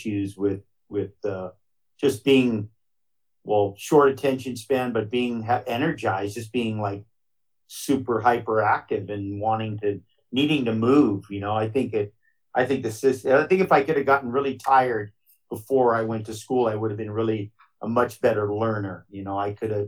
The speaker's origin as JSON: {"language": "English", "region": "Hawaii", "country": "United States", "tie": "born or raised there", "said": "growing up in Hawaii"}